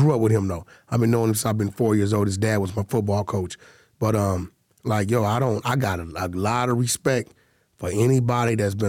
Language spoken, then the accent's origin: English; United States; I'm American, bro.